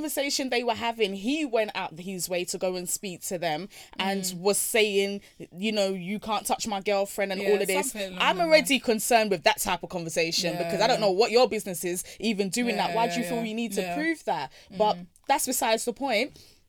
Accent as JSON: {"language": "English", "town": "Brixton", "region": "London", "country": "United Kingdom", "tie": "born or raised there", "said": "I grew up in Brixton."}